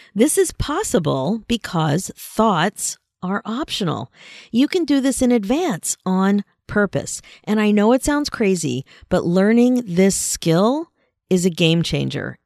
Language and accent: English; Pennsylvania, United States; now in Canada; I grew up in Pennsylvania and was very involved in a high school marching band, the North Penn Marching Knights